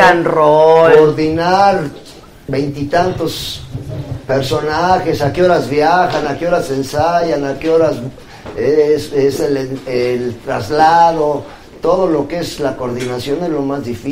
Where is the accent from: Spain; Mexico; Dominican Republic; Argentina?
Mexico; Puebla